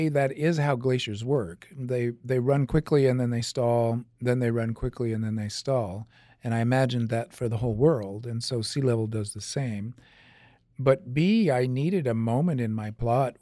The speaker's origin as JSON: {"language": "English", "town": "Davis", "region": "California", "country": "United States", "said": "I'm from Davis, California"}